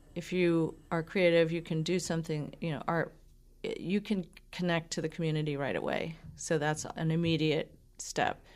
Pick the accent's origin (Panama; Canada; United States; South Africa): United States; Falmouth, Massachusetts; I grew up in Cape Cod. Okay, so Falmouth